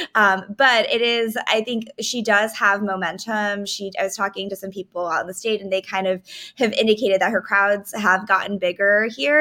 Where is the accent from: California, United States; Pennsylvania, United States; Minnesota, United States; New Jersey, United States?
California, United States; Redwood City; I grew up in California's 15th congressional district